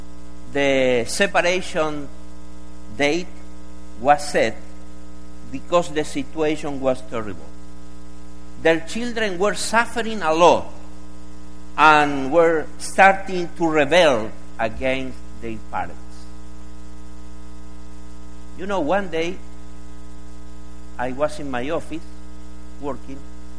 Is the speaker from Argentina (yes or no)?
yes; Argentina; with the excuse that we are from Argentina, like Jorge, we invited them to eat at our house.